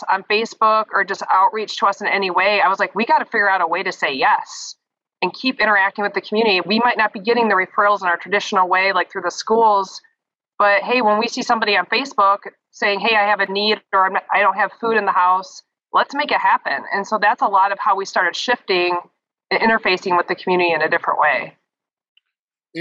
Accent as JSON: {"language": "English", "town": "Brighton", "region": "Michigan", "country": "United States", "also_born_or_lived": "Ann Arbor, Michigan", "lives_now": "Lansing, United States", "said": "I'm from Brighton, but then I went to Ann Arbor for school"}